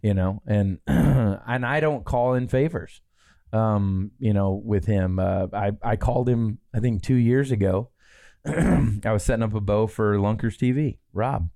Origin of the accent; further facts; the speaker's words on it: Midwest, Michigan, United States; moved away; growing up in the Midwest